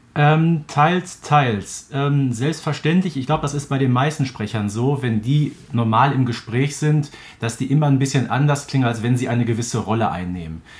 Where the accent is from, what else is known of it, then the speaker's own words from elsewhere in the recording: Herten, North Rhine-Westphalia, Germany; Hatten wir in Herten auch so einen kleinen Laden. Hallscheid hieß